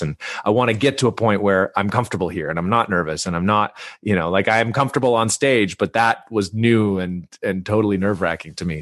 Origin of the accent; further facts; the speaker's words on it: Vancouver, British Columbia, Canada; moved away as an adult; also born or lived in Salt Spring Island; now in Toronto, Canada; so I grew up in Vancouver. Uh, um, I'm Canadian, and, uh, I live in Toronto now, but I grew up on the West Coast.